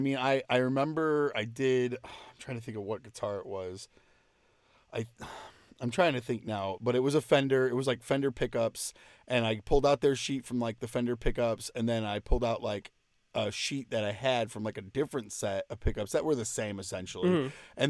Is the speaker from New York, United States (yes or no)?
no; California, United States; I grew up in California, so we'd go to like the Mojave Desert.